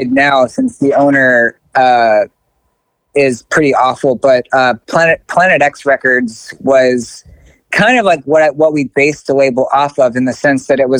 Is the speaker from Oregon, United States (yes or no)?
no; Baltimore, Maryland, United States; moved away as an adult; also born or lived in Keene, New Hampshire; I'm from Baltimore, but I went to college in Keene, New Hampshire